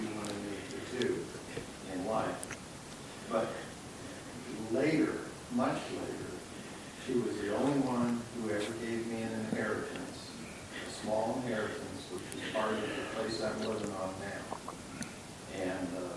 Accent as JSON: {"language": "English", "town": "Indianapolis", "region": "Indiana", "country": "United States", "moved": "yes", "lives_now": "North Carolina, United States", "said": "most of you know I'm from Indianapolis, but my mom was from down here. She was from North Carolina."}